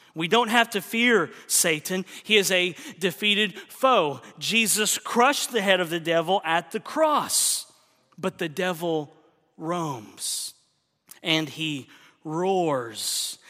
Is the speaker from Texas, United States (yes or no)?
no; Oklahoma, United States; moved away; my home state of Oklahoma